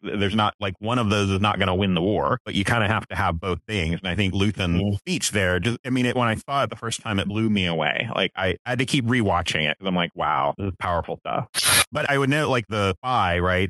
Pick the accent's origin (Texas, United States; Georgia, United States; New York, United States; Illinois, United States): Texas, United States; a native Texan